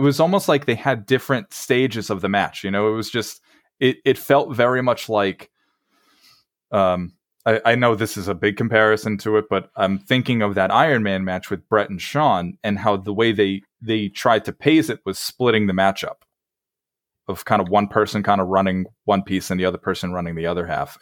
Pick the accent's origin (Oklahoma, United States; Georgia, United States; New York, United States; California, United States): New York, United States; Long Island; I'm from Long Island myself